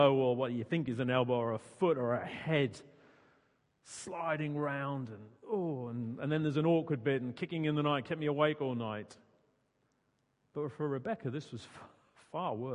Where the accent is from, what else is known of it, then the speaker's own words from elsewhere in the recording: Suffolk, East of England, United Kingdom; also born or lived in Surrey; now in Guildford, United Kingdom; Growing up in Suffolk